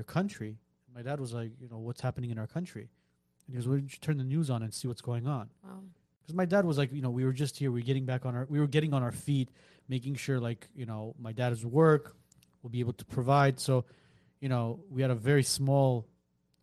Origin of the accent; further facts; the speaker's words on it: Gyumri, Shirak, Armenia; moved away; I'm from Gyumri